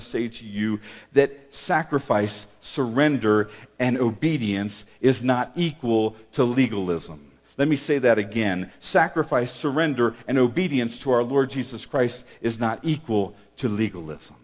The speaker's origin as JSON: {"language": "English", "area": "Havre de Grace", "region": "Maryland", "country": "United States", "tie": "born or raised there", "said": "as a young kid, and I was growing up in Maryland and on the Chesapeake Bay at a place called Havitagrass, Maryland"}